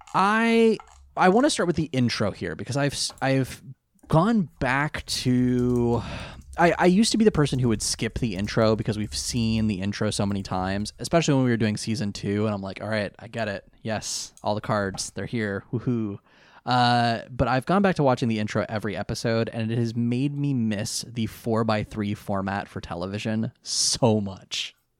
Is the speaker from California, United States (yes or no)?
yes; near Monterey Bay, California, United States; I grew up near the Monterey Bay Aquarium.